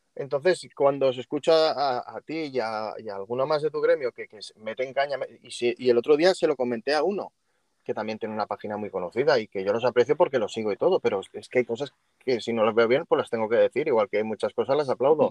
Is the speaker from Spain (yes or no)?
yes; Catalonia, Spain; moved away; soy catalán y, y, estoy por fuera de España